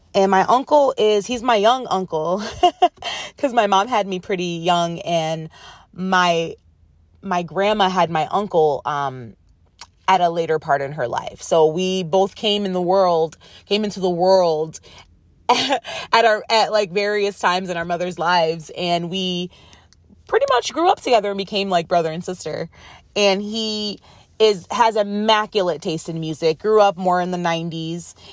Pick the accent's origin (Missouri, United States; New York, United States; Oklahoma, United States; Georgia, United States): New York, United States; Rochester; moved away; There's a radio station in my hometown, it's called W D K X